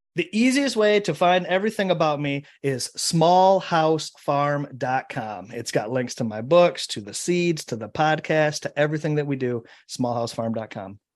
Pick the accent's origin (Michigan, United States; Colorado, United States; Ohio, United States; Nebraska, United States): Michigan, United States; my home state of Michigan